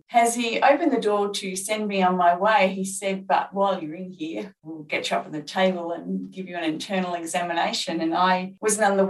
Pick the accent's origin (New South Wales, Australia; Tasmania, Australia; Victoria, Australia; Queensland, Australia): Victoria, Australia; regional northeast; my hometown in regional northeast Victoria